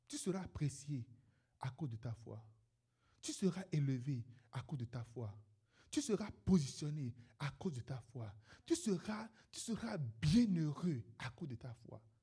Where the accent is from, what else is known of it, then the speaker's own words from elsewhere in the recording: Benin; moved away; je suis un Béninois